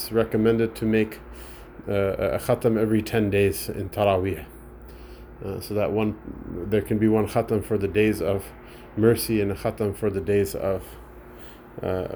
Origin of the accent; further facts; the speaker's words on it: United States; as an American, as a whiny American